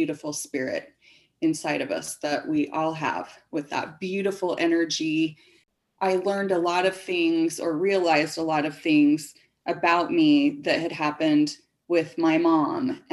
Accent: Springville, Utah, United States; I was born and raised in Springville, Utah

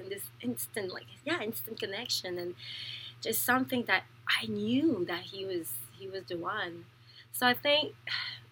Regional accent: Montreal, Quebec, Canada; also born or lived in Thailand; now in Toronto, Canada; we're both from Montreal, so we met in Montreal

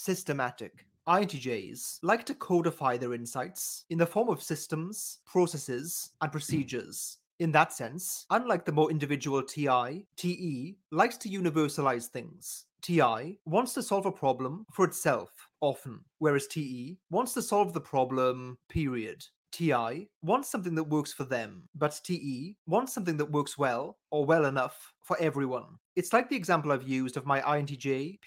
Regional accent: United Kingdom; as a Brit

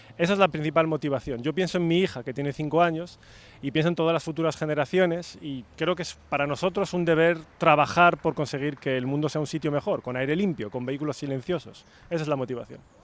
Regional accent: Spain; soy español

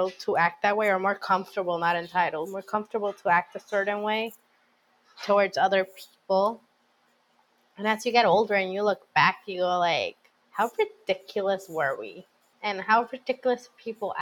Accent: Puerto Rico; Plus, I'm from Puerto Rico

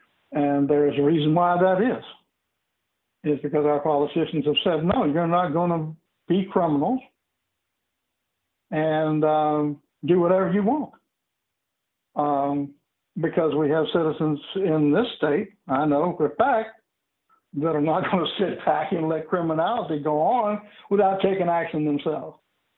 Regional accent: the South, United States; And I come from a poor background. I am very familiar with the quote-unquote black culture that I was raised in the South.

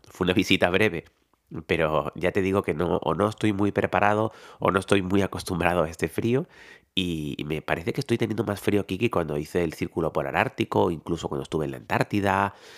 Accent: Tenerife, Canary Islands, Spain; soy tinerfeño

